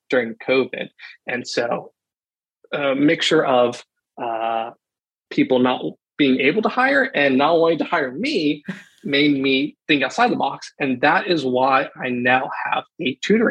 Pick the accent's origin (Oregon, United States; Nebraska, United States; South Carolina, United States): South Carolina, United States; Columbia; I grew up in Columbia, South Carolina, with a big family